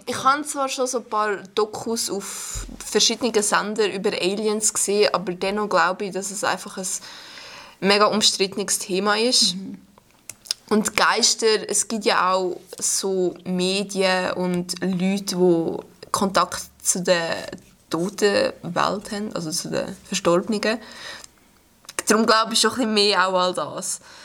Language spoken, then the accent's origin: German; Stans, Nidwalden, Switzerland; Ich komme aus Stanz